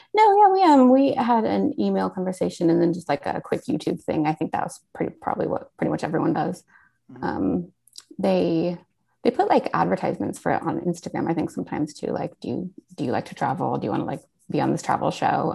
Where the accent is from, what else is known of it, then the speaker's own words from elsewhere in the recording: Portland, Oregon, United States; moved away; I was born and raised in Portland, Oregon